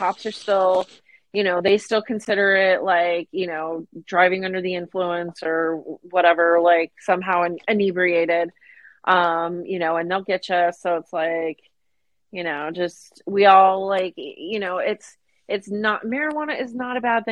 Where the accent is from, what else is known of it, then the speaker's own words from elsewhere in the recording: Phoenix, Arizona, United States; moved away; growing up in the Phoenix area